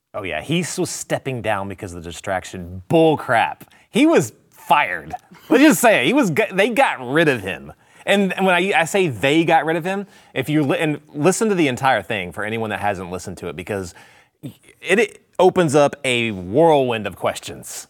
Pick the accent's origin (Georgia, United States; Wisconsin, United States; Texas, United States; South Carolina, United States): Texas, United States; I'm a horrible Texan